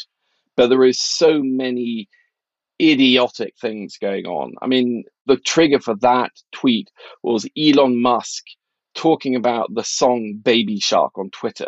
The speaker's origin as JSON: {"language": "English", "country": "Norway", "tie": "born or raised there", "moved": "yes", "said": "I grew up in Norway in the 80s"}